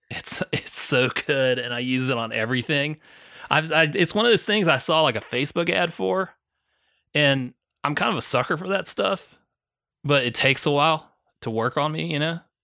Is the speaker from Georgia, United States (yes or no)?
yes; Augusta, Georgia, United States; where I grew up in Augusta, Georgia